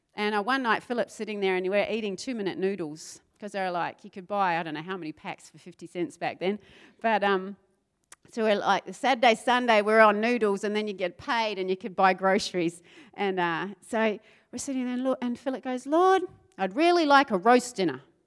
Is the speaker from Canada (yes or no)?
no; South Island of New Zealand, New Zealand; moved away; I grew up in the South Island of New Zealand